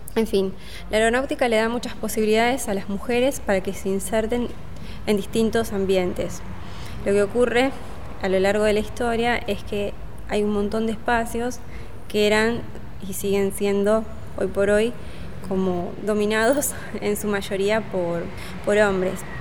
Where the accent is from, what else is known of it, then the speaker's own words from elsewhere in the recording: Argentina; nosotras que somos argentinas